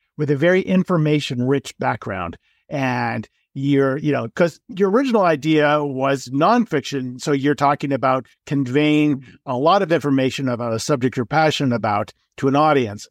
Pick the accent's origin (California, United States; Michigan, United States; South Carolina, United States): California, United States; Los Angeles; moved away as an adult; also born or lived in New York; now in Colorado, United States; I grew up, uh, in Los Angeles and I left in eighty-eight to go to New York for school